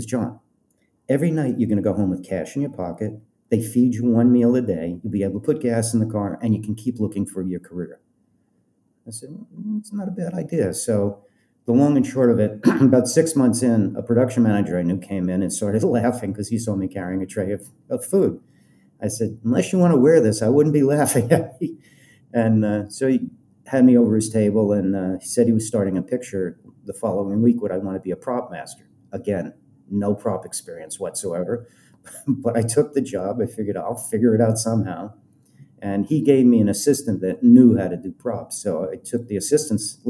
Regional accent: Colorado, United States; moved away as an adult; also born or lived in Los Angeles; I'm from Colorado.

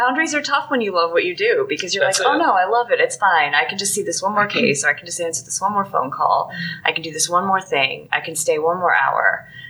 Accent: Pennsylvania, United States; I'm from Pennsylvania. We don't disaster plan in Pennsylvania.

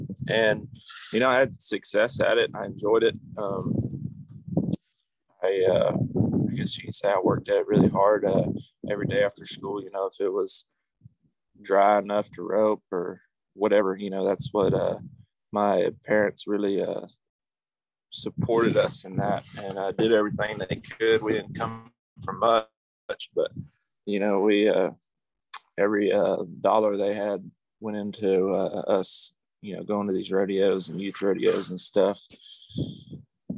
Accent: Yorktown, Texas, United States; I grew up in Yorktown, Texas, which is down about 45 minutes south of Victoria

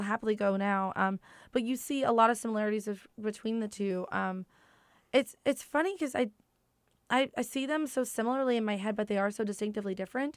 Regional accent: Proctorville, Ohio, United States; moved away; also born or lived in Huntington, West Virginia; I'm from a small town, like, I went to school in, like, Proctorville, Ohio, and we both met and pretty much were, grew up as adults in Huntington, West Virginia

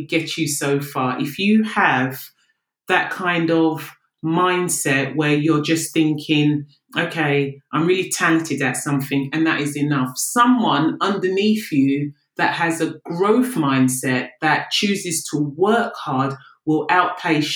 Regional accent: London, United Kingdom; I'm from the UK. South London's finest

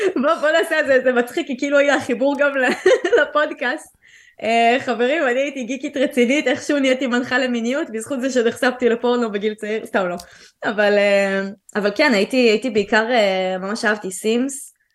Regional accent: Central District, Israel; also born or lived in Tel Aviv / Ramat HaSharon; אני גדלתי בעיקר באזור המרכז, שזה היה באותו זמן תל אביב ואחרי זה רמת השרון

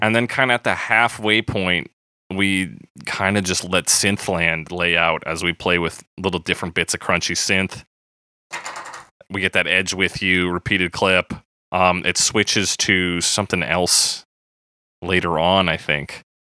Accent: Canada; we count as Canadian content

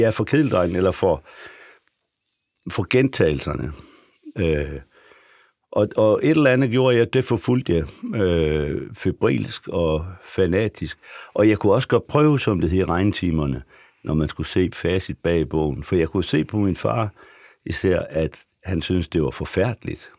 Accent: Frederikshavn, North Denmark Region, Denmark; moved away as an adult; also born or lived in Aarhus; nu kommer jeg fra Frederikshavn, som er en meget lang

